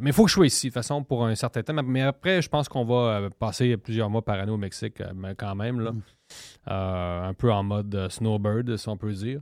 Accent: Quebec City, Quebec, Canada; moved away as an adult; also born or lived in Mexico; je suis de Cap-Rouge, je suis de Québec

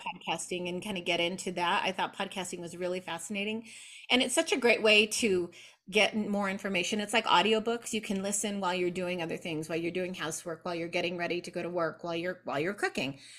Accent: New Mexico, United States; I was born here in New Mexico in the southwest of the United States. I still live here in Albuquerque. I was raised primarily by my maternal grandmother

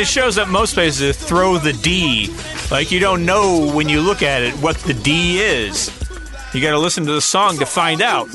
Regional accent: Louisiana, United States; growing up in Louisiana

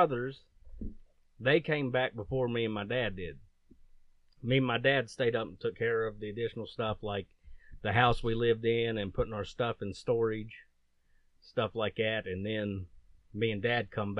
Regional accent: Beckley, West Virginia, United States; also born or lived in Eccles, West Virginia; I was born in 1982 in Beckley, West Virginia. I was poor white trash most of my life. Lived in a little town called Eccles. Went to Liberty High School.

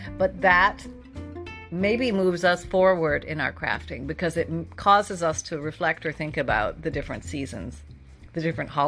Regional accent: Canada; I'm from Canada.

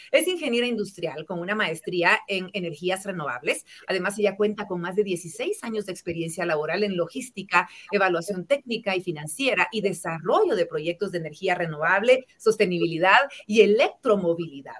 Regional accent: Guatemala; como guatemaltecos

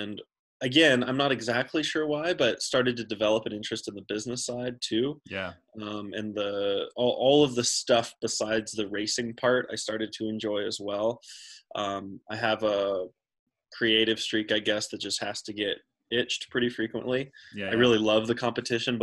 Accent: Central Texas, United States; I grew up in Central Texas and I didn't grow up in the mountains

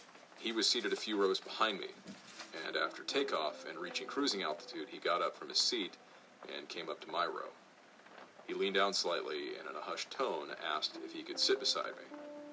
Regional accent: Tennessee, United States; I was transferred to Fort Campbell in Kentucky, which happened to be very near my hometown in Tennessee.

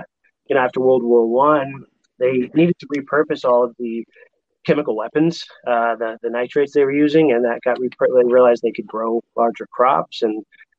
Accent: Los Angeles, California, United States; I grew up in Hollywood, making movies.

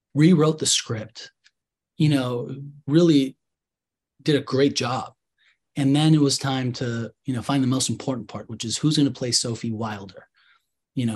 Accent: Mexico City, Mexico; I'm from Mexico City

